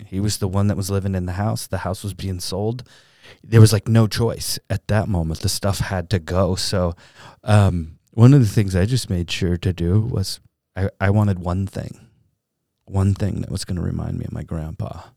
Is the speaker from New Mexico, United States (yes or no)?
no; Southern California, United States; I grew up in Southern California